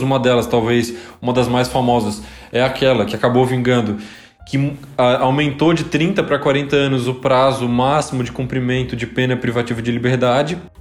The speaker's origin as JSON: {"language": "Portuguese", "region": "Santa Catarina", "country": "Brazil", "said": "Nós três somos aqui de Santa Catarina"}